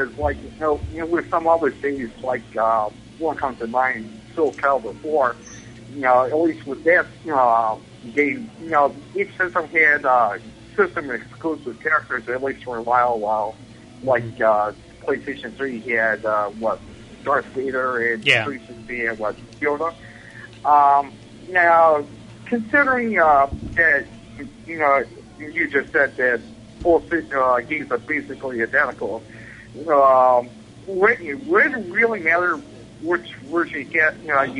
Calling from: Buffalo, New York, United States; Hey, Bobby. … from Buffalo, New York.

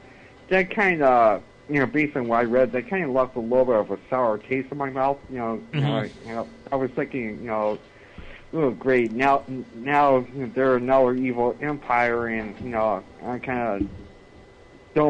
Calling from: Buffalo, New York, United States; Hi, this is Spazinator from Buffalo, New York.

